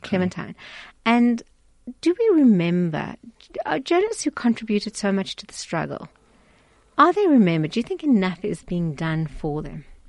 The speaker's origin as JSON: {"language": "English", "town": "Pretoria", "region": "Gauteng", "country": "South Africa", "said": "I come from Pretoria"}